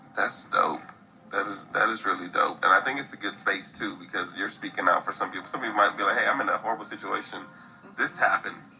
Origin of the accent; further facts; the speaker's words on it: Midwest, United States; I'm, I'm from the Midwest